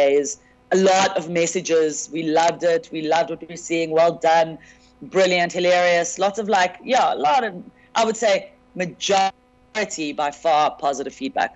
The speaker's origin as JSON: {"language": "English", "country": "South Africa", "said": "as a South African comedian"}